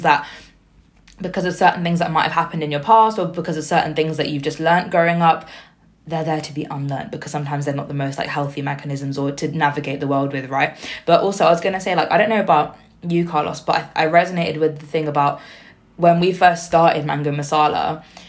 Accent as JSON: {"language": "English", "town": "Slough", "region": "South East England", "country": "United Kingdom", "tie": "born or raised there", "also_born_or_lived": "Liverpool", "said": "I grew up in Slough, which is very heavily South Asian."}